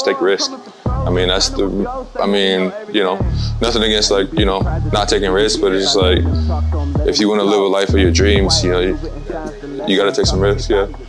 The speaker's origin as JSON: {"language": "English", "town": "Akron", "region": "Ohio", "country": "United States", "tie": "born or raised there", "said": "I was born and raised in Akron. Moved around a little bit. Akron's where the roots are at."}